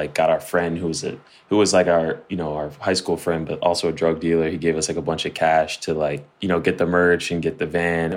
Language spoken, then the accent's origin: English; New Jersey, United States; I was born and raised in Jersey, North Jersey, like probably 20 minutes outside of New York City.